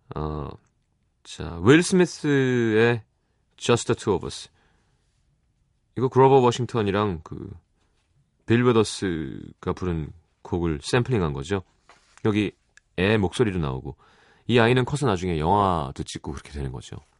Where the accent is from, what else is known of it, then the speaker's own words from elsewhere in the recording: South Korea; 한국 사람인 게